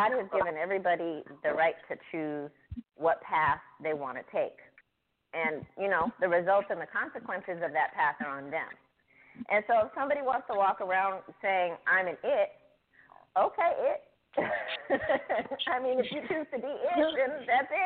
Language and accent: English; Oakland, California, United States; I am from the Bay Area, Oakland specifically